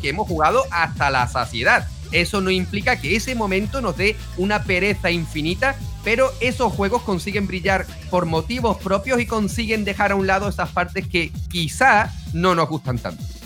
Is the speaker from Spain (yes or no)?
yes; Spain; yo soy español